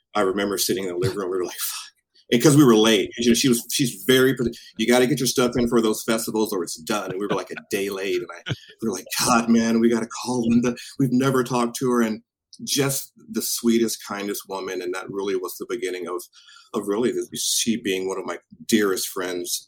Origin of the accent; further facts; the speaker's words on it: Tacoma, Washington, United States; moved away; also born or lived in Alaska; born and raised in Tacoma